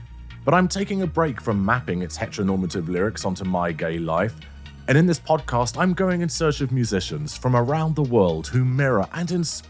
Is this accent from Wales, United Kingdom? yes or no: no; London, United Kingdom; As a Brit, as a Londoner